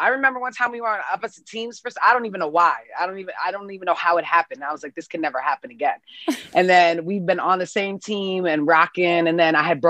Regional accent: New York City, New York, United States; I grew up playing in New York City.

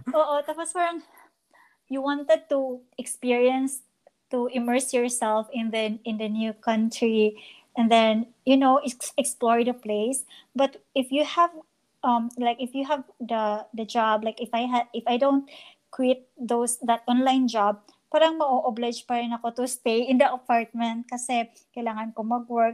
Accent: Bohol, Central Visayas, Philippines; moved away as an adult; also born or lived in Cebu; now in Toronto, Canada; so I'm a Boholano. I was born and I started in Bohol

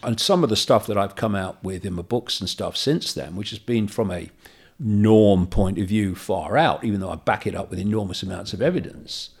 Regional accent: Leicester, East Midlands, United Kingdom; moved away; my uh, house where I was brought up in Leicester

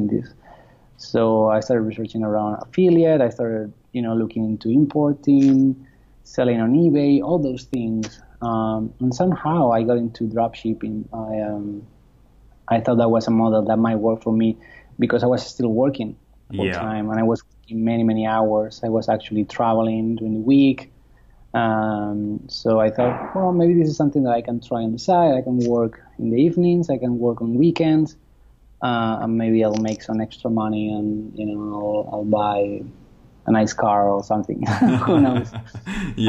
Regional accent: Spain; moved away as an adult; now in United States; I'm from Spain originally, but I got to the US through work

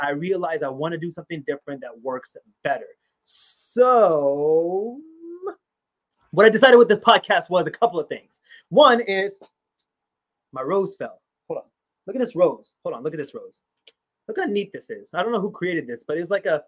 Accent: United States; also born or lived in Pakistan; being a Pakistani American, growing up, born in Pakistan, growing up here in America

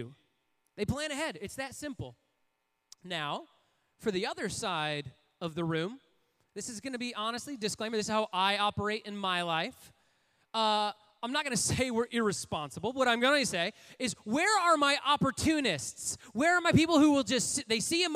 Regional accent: Port Huron, Michigan, United States; I grew up in Port Huron, Michigan

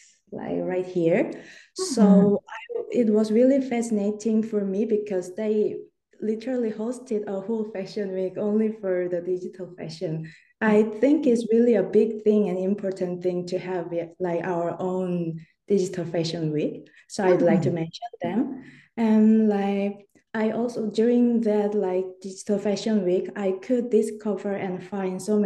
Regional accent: Seoul, South Korea; moved away as an adult; now in Busan, South Korea; I'm originally from Seoul and just moved to Busan, South Korea.

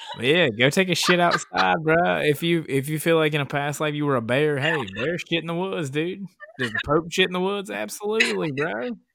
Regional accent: Appalachian Mountains, United States; I was raised in the Appalachian fucking mountains

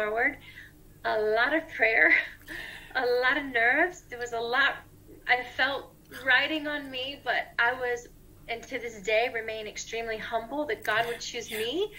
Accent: Tampa, Florida, United States; moved away as an adult; now in Nashville, United States; I'm originally from Florida, Tampa Bay, Florida in the USA. And I moved to Nashville, Tennessee about 16, 17 years ago

